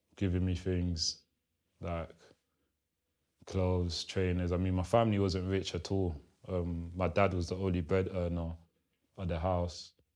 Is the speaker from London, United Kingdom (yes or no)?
yes; London, United Kingdom; English is a second language; also born or lived in Kinshasa, Democratic Republic of the Congo; I'm from Congo, Kinshasa, born, raised in London, Southeast Lewisham